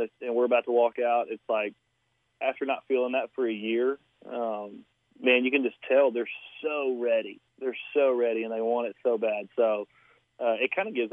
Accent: Lake Conroe, Texas, United States; I grew up on Lake Conroe, and then my family had some property on the San Jacinto River

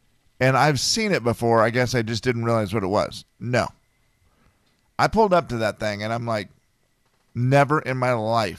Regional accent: Harrington, Washington, United States; moved away as an adult; also born or lived in Medical Lake, Washington; now in Spokane, United States; when I came from Harrington.

